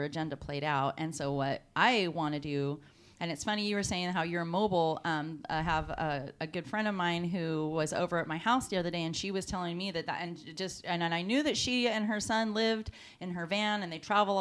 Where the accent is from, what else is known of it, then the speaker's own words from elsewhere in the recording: Castro Valley, California, United States; moved away; I'm from California Bay Area. I was born in Castro Valley. So, you know, I was in San Francisco pretty much every weekend growing up